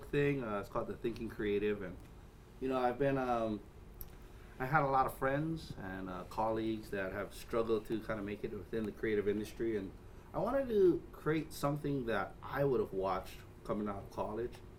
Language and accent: English; Waianae, Hawaii, United States; So I grew up in Waianae.